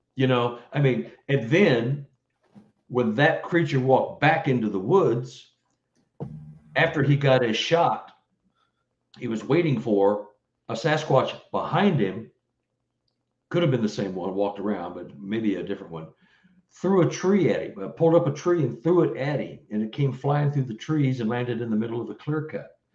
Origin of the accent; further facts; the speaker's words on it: Texas, United States; now in Missouri, United States; I'm from Texas